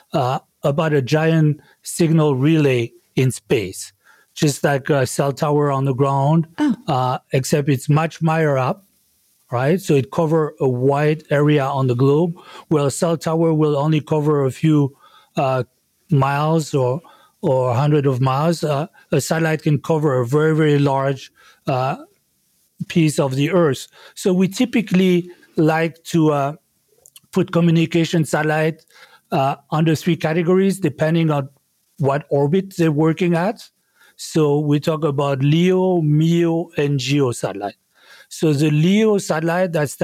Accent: France; accent: French; English is a second language; moved away; as you can tell from my accent, I grew up in France

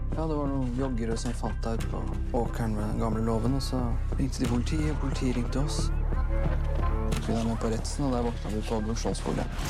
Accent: Alta, Finnmark, Norway; moved away

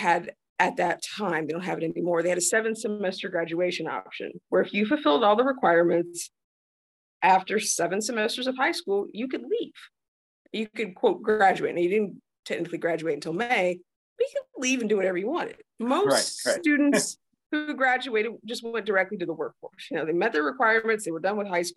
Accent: northeast of Muncie, East Central Indiana, United States; moved away as an adult; now in South Dakota, United States; I grew up in Eastern Indiana. So East Central Indiana, if anyone's familiar with that, I grew up northeast of Muncie.

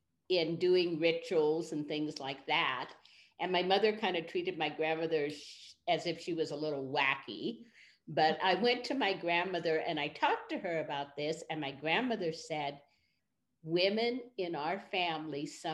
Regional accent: Berkeley, California, United States; So I grew up in Berkeley, California during the 1960s.

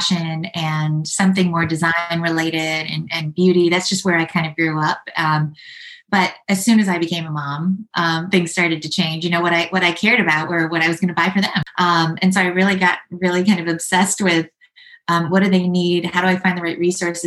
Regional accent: Midwest, United States; moved away as an adult; also born or lived in New York; I'm actually from the Midwest, but I moved to New York to live the artist dream

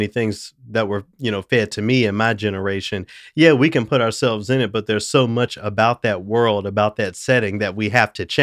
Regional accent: Memphis, Tennessee, United States; I'm from Memphis. I'm from a majority black city

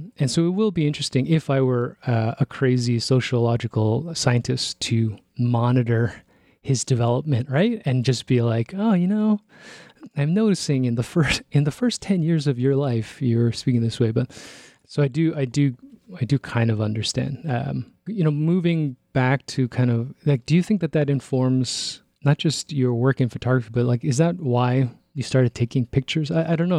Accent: Toronto, Ontario, Canada; growing up in Toronto

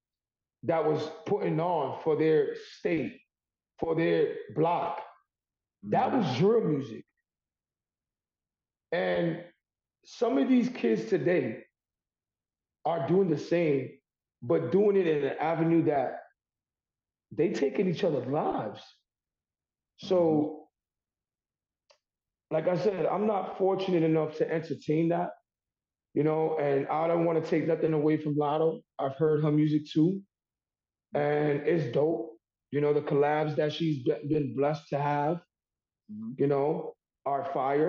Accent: New York City, New York, United States; I am born and raised in Harlem, New York

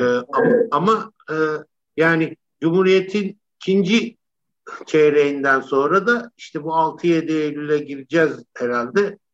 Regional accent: Istanbul, Turkey; Ben e, Cihangir'de Alman Hastanesi'nde doğdum. Cihangir'de büyüdüm

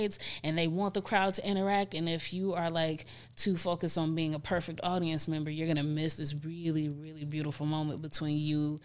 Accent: Cleveland, Ohio, United States; grew up in Glenville. I went to Cleveland School of the Arts.

